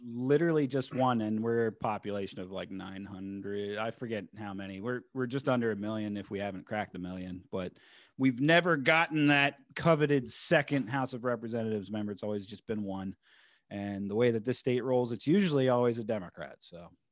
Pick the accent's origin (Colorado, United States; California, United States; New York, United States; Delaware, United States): Delaware, United States; I'm from Delaware